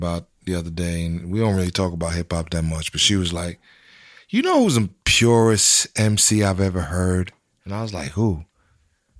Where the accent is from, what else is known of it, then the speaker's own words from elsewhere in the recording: New York City, New York, United States; moved away as an adult; also born or lived in Long Island; now in Florida, United States; I was born in Queens, but Queens is it, man.